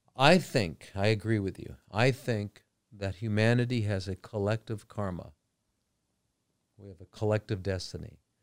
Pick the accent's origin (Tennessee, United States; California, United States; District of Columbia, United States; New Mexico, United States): California, United States; Los Angeles; now in Phuket, Thailand; I grew up in L.A.